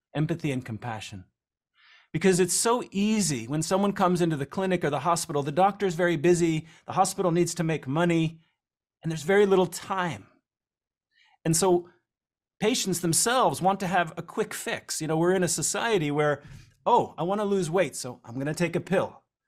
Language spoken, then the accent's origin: English; New Jersey, United States; growing up in New Jersey